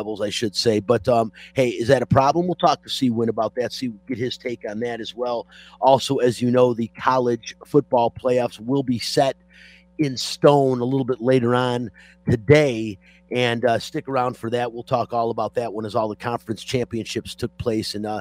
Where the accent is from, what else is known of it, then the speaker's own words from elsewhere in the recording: Detroit, Michigan, United States; now in Las Vegas, United States; we're from Detroit